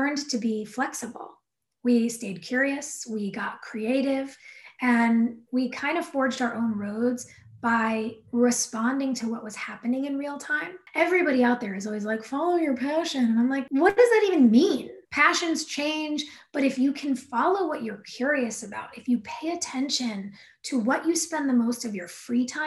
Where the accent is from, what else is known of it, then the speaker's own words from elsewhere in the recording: Southern California, United States; I grew up in Southern California